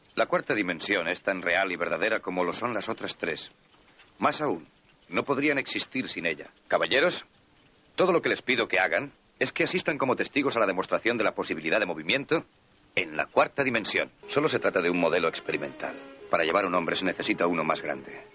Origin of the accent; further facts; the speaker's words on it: New York, United States; Crecí en el Bronx